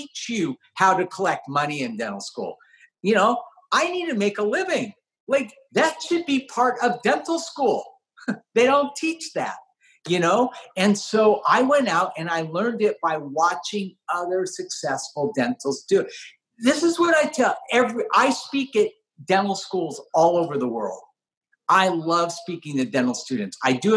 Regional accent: the Valley, California, United States; I grew up in the Valley

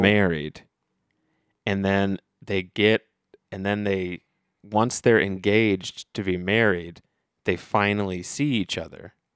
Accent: Dayton, Ohio, United States; I'm from Dayton, Ohio

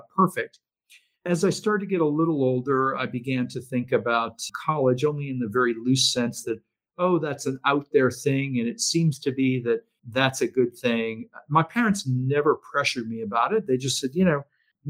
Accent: Maine, United States; moved away; we had a minister in my hometown in Maine

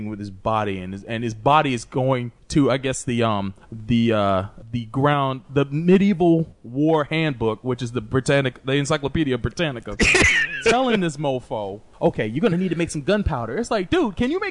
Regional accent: United States; as an American

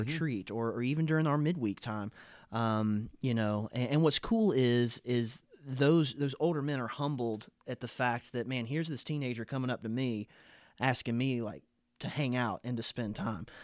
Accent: Eden, North Carolina, United States; I grew up in North Carolina and went to a, a First Baptist church in Eden, North Carolina.

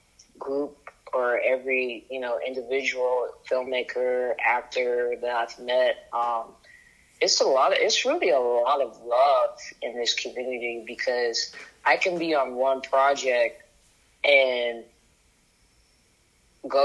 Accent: Lexington, Kentucky, United States; now in Atlanta, United States; No, I moved here from Kentucky, Lexington, Kentucky.

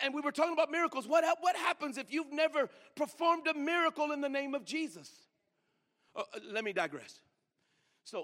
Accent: Greeley, Colorado, United States; I grew up in Greeley, Colorado

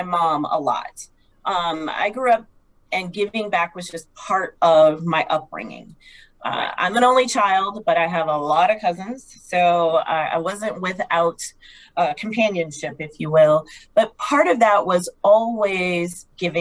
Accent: Kansas, United States; moved away as an adult; also born or lived in New Jersey; now in Phoenix, United States; I grew up in this great state of Kansas

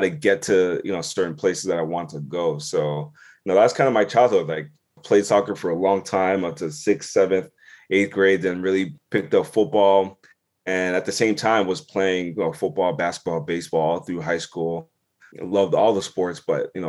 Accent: Southern Ontario, Canada; also born or lived in Toronto / Ghana (ancestry) / United States; grew up in Southern Ontario. You know, my dad, you know, moved, you know, we're from Ghana originally. I was born in Toronto, then obviously moved to Southern Ontario

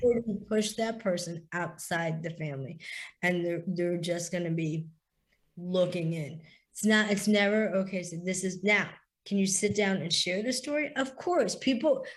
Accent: East Coast of the US, United States; also born or lived in India / the South (US) / the Midwest (US); I was adopted and raised by a beautiful family in the US. I am an Indian Jewish woman, which is I'm very diverse woman, extremely diverse woman. Like you said, I battled a lot. I grew up on the East Coast.

